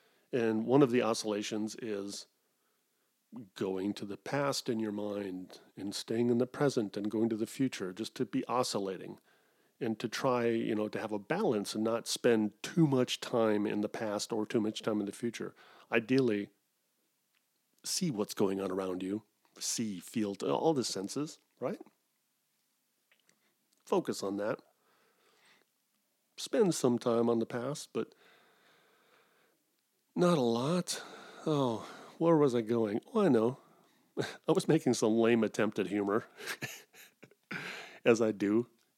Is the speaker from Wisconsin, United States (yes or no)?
yes; Wisconsin, United States; born there; I was born in Wisconsin, but I can't do a Midwestern accent.